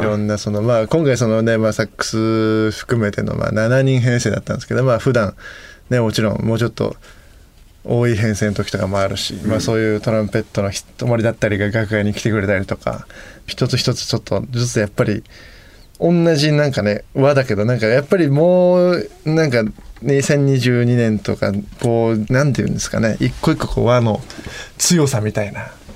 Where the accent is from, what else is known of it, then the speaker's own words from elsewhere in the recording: Yokohama, Kanagawa, Japan; 地元横浜